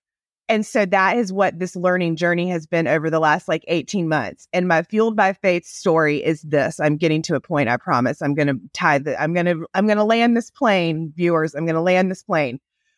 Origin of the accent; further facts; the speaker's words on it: Southern United States, United States; accent: Southern; now in Texas, United States; I grew up in the South. Obviously, you can hear it in my accent, probably not as much as sweet Emily's Southern accent is better than mine. I've lost mine over the years living in Texas.